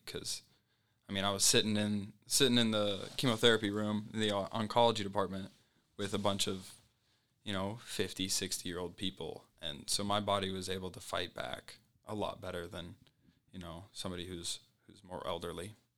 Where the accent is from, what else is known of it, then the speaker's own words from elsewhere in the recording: Colorado Springs, Colorado, United States; moved away; I was from Colorado Springs, so my family was just across the highway from school